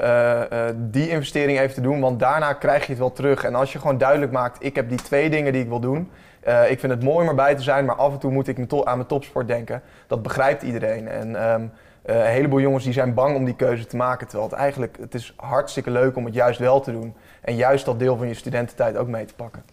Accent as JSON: {"language": "Dutch", "town": "Heemstede", "region": "North Holland", "country": "Netherlands", "tie": "born or raised there", "said": "Ik ben opgegroeid in Heemstede"}